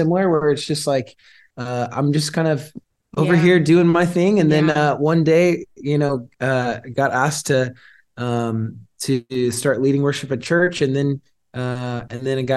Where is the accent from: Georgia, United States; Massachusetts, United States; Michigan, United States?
Georgia, United States; moved away as an adult; now in Redding, United States; I grew up in Georgia, and I actually moved out to Redding to do the ministry